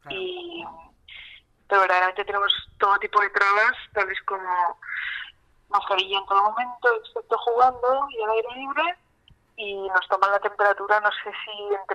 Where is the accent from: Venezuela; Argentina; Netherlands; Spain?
Spain; Eh, hoy, por ejemplo, estábamos de sobremesa, ¿no? Como buenas españolas